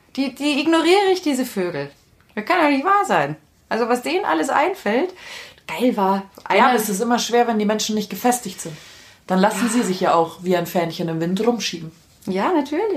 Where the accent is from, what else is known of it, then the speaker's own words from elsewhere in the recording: Freilassing, Bavaria, Germany; bei uns in Freilassing